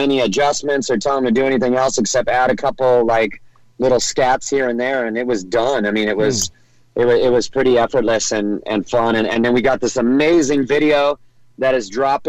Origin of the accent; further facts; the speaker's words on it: California, United States; And I grew up in Orange County, California, you know?